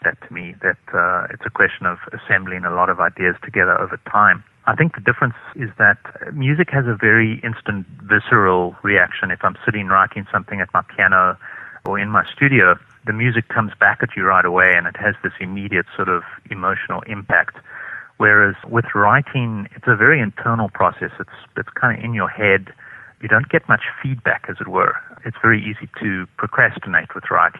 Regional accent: South Africa; I come from South Africa

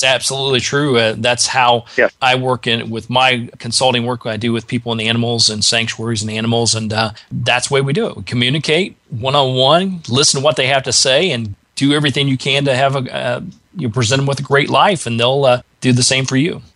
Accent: Indiana, United States; now in Georgia, United States; I grew up in Indiana, so I'm an original Midwestern uh, boy myself.

